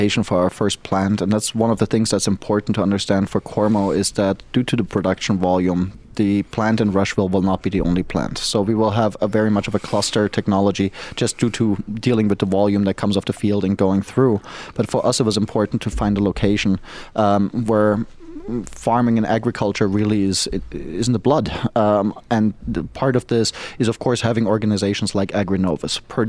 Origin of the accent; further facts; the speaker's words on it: Germany; also born or lived in Asia / New England / New York / Florida; now in United States; I'm not from the U.S. originally, even though I'm a U.S. citizen. I was born in Germany, raised in Germany, grew up all around the world, including in Asia. in the New England region, New York. Lived in Florida for a long time